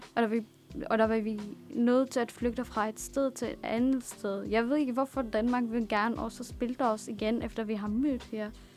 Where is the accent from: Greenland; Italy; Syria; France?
Syria; Damascus, Damascus Governorate; born or raised there; now in Denmark